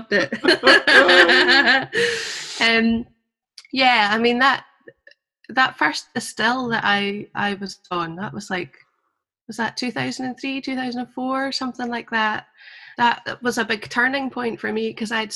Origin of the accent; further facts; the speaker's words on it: the Borders, Scotland, United Kingdom; also born or lived in Glasgow; I grew up in the Borders